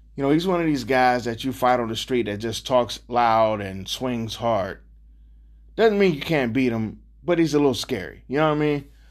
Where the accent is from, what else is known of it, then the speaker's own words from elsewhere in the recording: Cleveland, Ohio, United States; I'm born and raised in Cleveland